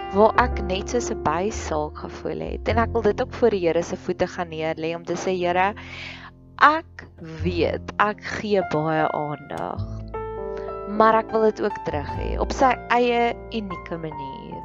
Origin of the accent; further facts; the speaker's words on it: Free State, South Africa; ek groot geword het in die Vrystaat